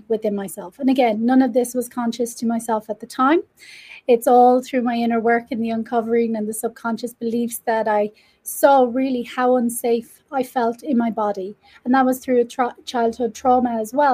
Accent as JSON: {"language": "English", "country": "Ireland", "moved": "yes", "lives_now": "Mexico", "said": "I am Irish, living in Mexico."}